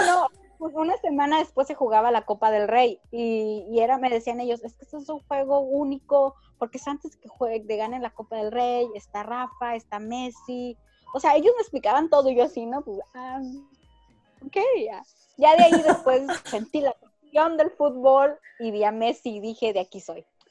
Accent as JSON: {"language": "Spanish", "town": "Ensenada", "region": "Baja California", "country": "Mexico", "said": "yo soy de Ensenada"}